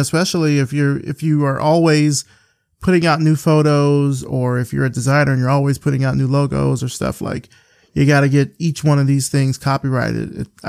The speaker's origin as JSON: {"language": "English", "town": "Selma", "region": "Alabama", "country": "United States", "said": "you and I are both from Alabama. You're from Mobile. I'm from Selma."}